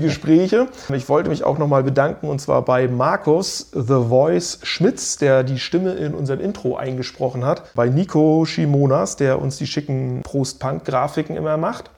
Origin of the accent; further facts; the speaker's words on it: Stralsund, Mecklenburg-Vorpommern, Germany; aus meiner Heimatstadt Stralsund